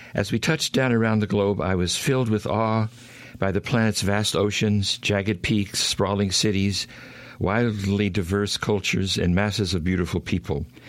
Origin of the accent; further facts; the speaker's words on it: Oklahoma, United States; also born or lived in Houston, Texas / Arkansas; I grew up in Oklahoma. I'm in a small town.